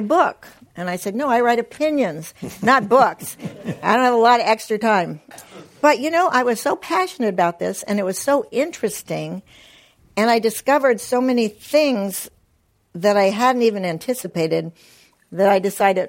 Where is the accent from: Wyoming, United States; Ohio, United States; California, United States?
Wyoming, United States; moved away as an adult; I was born and raised in Wyoming, so I consider myself a child of the West